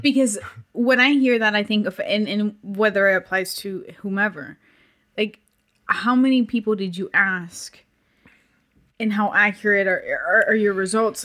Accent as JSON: {"language": "English", "country": "Puerto Rico", "tie": "born or raised there", "said": "growing up in Puerto Rico"}